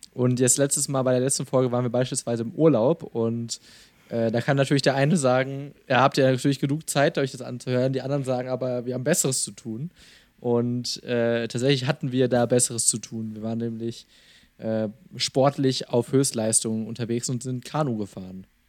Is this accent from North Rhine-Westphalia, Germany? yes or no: yes; small town in central Westphalia, North Rhine-Westphalia, Germany; in einer noch kleineren mittelwestfälischen Stadt, meiner Heimatstadt.